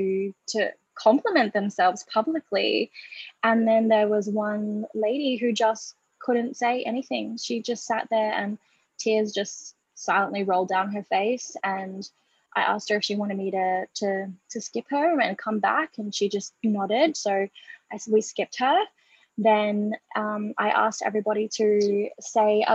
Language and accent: English; Australia; I am Australian. I'm a proud Gurindji woman, which is an Australian Indigenous tribe here.